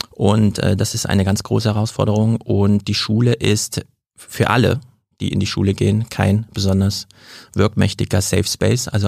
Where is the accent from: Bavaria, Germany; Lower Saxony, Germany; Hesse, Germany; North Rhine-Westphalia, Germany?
Hesse, Germany; In Hessen, wo ich herkomme, ist das besondere Problem, dass es einfach den Elternwunsch gibt, der zählt.